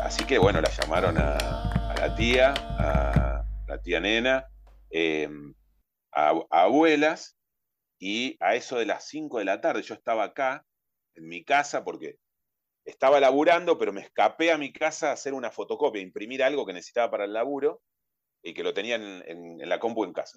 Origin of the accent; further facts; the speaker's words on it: Carmen de Patagones, Buenos Aires Province, Argentina; moved away as an adult; also born or lived in Bahía Blanca; now in Chepes, Argentina; Me crié en el sur, en Carmen de Patagones, cerquita de Viedma, la capital de Río Negro